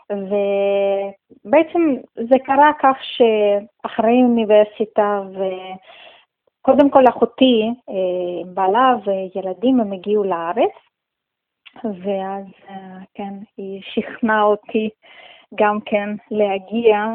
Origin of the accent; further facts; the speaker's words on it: Russia; also born or lived in Tajikistan; now in Israel; אני נולדתי בטאג'יקיסטן, זה אה, הייתה אחת